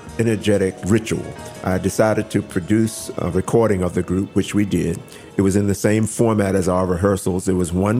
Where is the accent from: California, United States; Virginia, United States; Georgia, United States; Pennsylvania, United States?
Virginia, United States; Richmond; moved away as an adult; also born or lived in New York; I grew up in Richmond, Virginia, which was a very segregated town